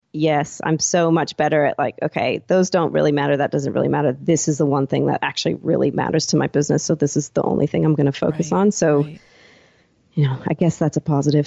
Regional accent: Seattle, Washington, United States; moved away as an adult; now in Gold Coast, Australia; I'm originally from Seattle

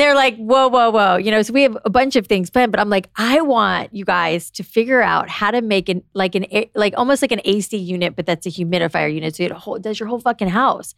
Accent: South Florida, United States; moved away; I grew up in South Florida

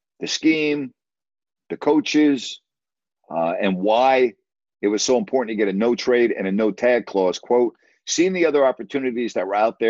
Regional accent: Long Island, New York, United States; Where I grew up on Long Island

